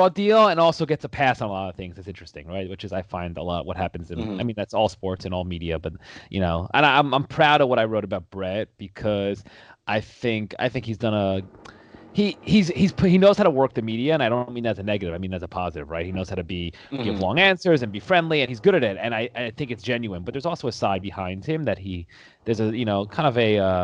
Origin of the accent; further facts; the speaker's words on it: New York, United States; I grew up in New York. I'm from New York